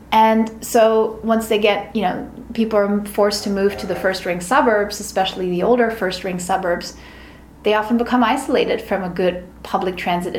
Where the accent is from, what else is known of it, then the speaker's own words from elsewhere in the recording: Berlin, Germany; now in New York City, United States; I'm from Berlin, which is the biggest city in Germany